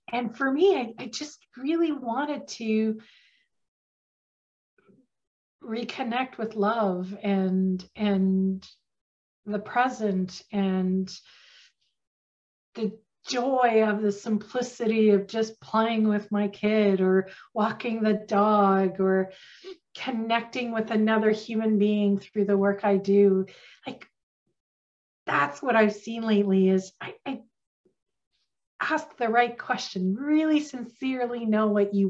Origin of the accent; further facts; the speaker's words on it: Northern Ontario, Canada; accent: country twist; now in Ottawa, Canada; I have a little bit of a country twist to me because I'm from Northern Ontario originally